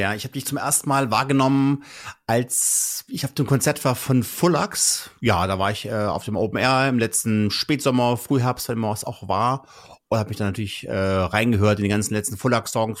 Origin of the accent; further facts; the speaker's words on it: North Hesse, Germany; ich komme ja auch aus halt aus Nordhessen